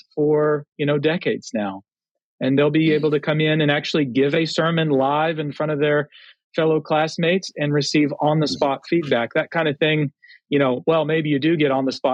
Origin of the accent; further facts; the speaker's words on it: Texas, United States; now in Connecticut, United States; being a Texan by birth